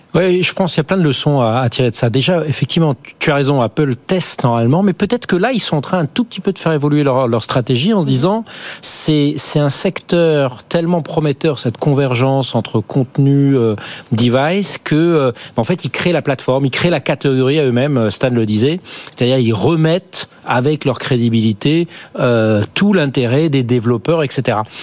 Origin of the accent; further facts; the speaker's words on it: France; chez nous en France ou en Europe